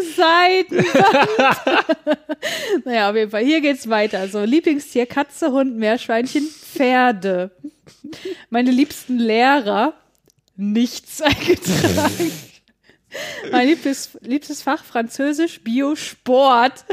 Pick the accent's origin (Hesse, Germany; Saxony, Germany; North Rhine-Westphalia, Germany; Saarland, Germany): North Rhine-Westphalia, Germany; ich komme ja aus Nordrhein-Westfalen